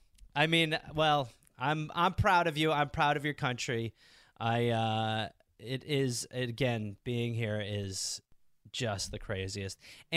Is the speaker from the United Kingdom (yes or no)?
yes; England, United Kingdom; I had to go to the dentist because I'm English.